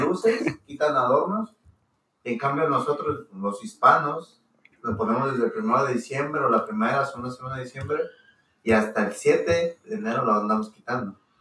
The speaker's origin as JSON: {"language": "Spanish", "country": "Mexico", "moved": "yes", "lives_now": "United States", "said": "nosotros somos de México"}